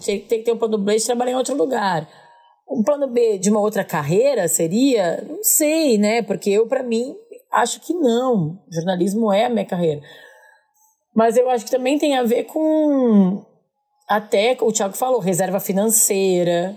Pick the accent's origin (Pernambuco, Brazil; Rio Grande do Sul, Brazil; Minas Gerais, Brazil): Rio Grande do Sul, Brazil; Porto Alegre; moved away; dos conterrâneos de Porto Alegre